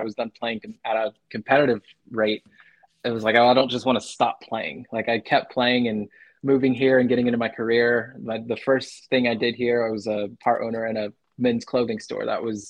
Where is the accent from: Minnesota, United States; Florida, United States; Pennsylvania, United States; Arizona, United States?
Arizona, United States; now in Huntsville, United States; I grew up, growing up in Arizona, mountain time